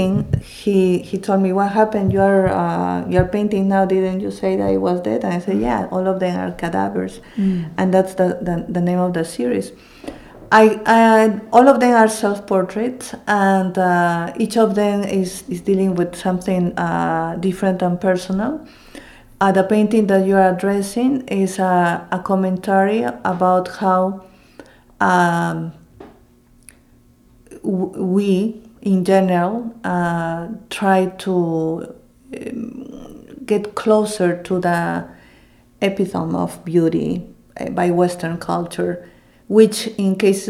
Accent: Lima, Peru; also born or lived in Cusco; now in Philadelphia, United States; I'm also from Cusco, and as I said earlier, Cusco was the capital of the Inca Empire, and I was raised in Lima, but my parents both are from Cusco.

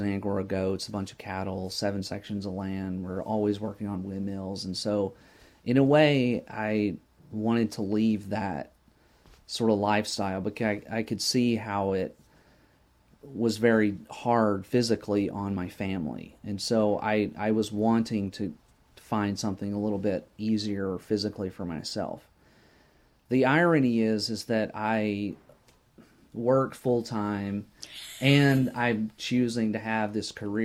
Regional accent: between Lubbock and Midland, West Texas, United States; moved away; I grew up in West Texas between Lubbock and Midland

